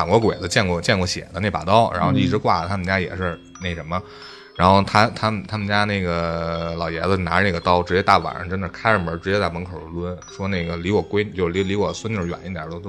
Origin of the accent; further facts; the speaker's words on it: Beijing, China; 其实我我觉得咱们北京传的最火的就应该是香山那三三零的那个